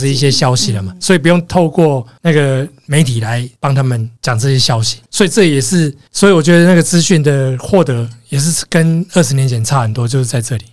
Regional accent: Taiwan; 我是台湾来的

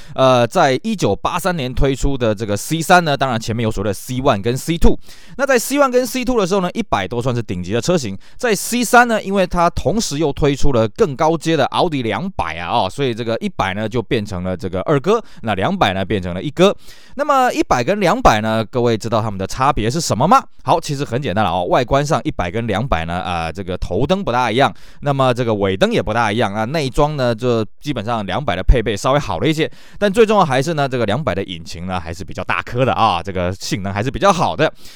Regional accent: Taiwan; 在我们台湾这边呢，可能没办法感受啊

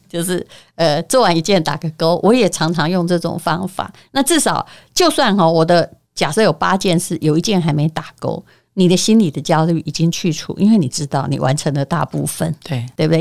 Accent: Yilan County, Taiwan; moved away; 我是宜兰人

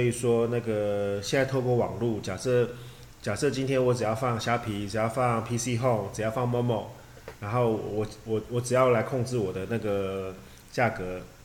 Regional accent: Taiwan; 我们台湾人

